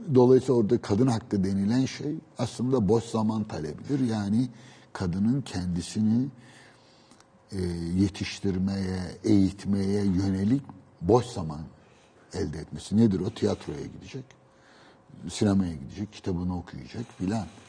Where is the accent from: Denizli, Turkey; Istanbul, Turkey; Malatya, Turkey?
Istanbul, Turkey; also born or lived in Beşiktaş; ben doğma büyüme Üsküdar'lıyım